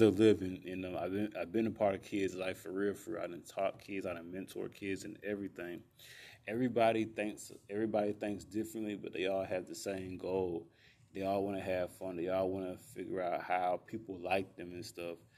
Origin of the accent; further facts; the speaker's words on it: Columbus and Albany, Georgia, United States; y'all know I have ties to Columbus and Albany, both.